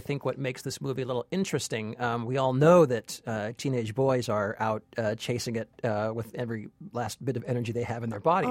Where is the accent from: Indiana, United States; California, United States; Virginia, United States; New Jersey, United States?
California, United States; now in New York, United States; I'm an American. I'm from California. I live in New York